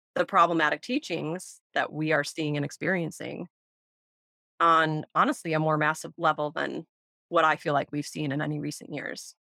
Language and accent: English; Wisconsin, United States; growing up in Wisconsin in the 90s